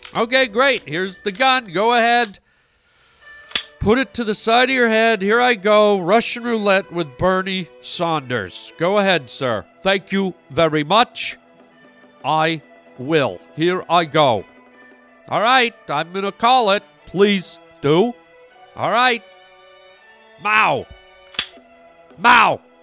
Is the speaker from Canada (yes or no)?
yes; Canada; I'm Canadian